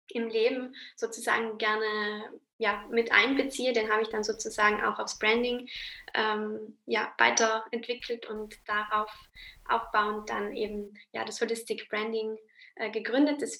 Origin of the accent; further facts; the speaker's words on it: Trentino-Alto Adige, Italy; ich komme aus Südtirol.